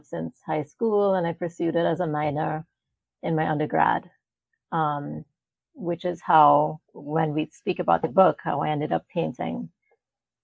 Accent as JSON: {"language": "English", "country": "Trinidad & Tobago", "tie": "born or raised there", "moved": "as an adult", "lives_now": "United States", "said": "I was born in Trinidad, which is where my great-grandparents, you know, so they moved into the West Indies, Trinidad being one of them. And so that's where I was born and that's where I'm from"}